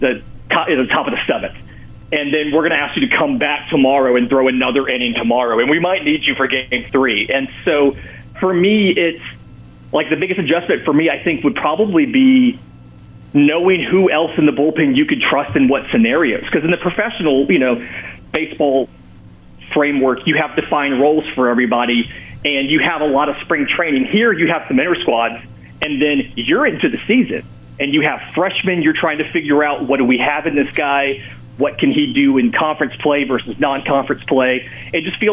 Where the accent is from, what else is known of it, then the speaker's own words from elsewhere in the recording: the South, United States; now in Auburn, United States; I grew up in the South in the age of the Superstation